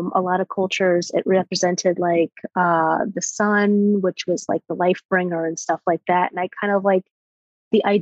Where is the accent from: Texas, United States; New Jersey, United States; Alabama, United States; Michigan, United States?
Alabama, United States; moved away as an adult; also born or lived in Florida / New York; I'm originally from Alabama